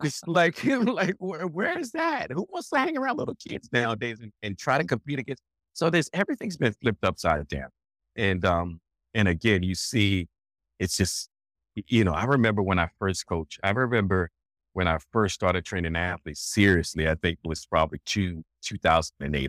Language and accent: English; Alexandria, Virginia, United States; I'm from Alexandria, Virginia. I grew up in Alexandria, Virginia